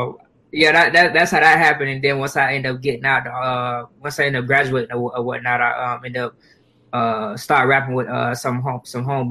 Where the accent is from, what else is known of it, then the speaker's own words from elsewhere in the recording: Jacksonville, Florida, United States; Growing up in Jacksonville